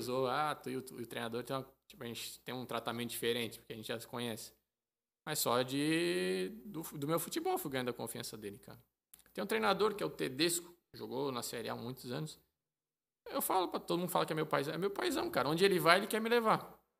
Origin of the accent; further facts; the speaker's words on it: Brazil; moved away as an adult; now in Malta; sou brasileiro